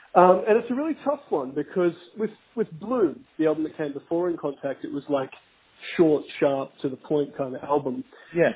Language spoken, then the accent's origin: English; Australia